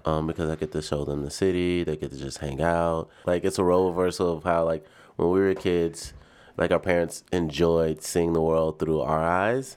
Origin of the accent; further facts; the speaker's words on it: Nashville, Tennessee, United States; moved away as an adult; also born or lived in Birmingham, Alabama; now in Chicago, United States; I was born and raised in Nashville, Tennessee